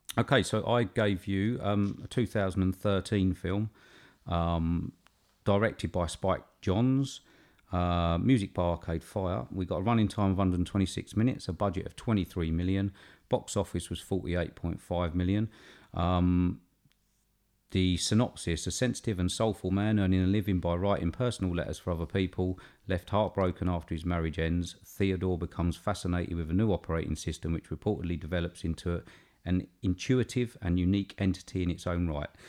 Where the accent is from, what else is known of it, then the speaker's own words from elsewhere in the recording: United Kingdom; being British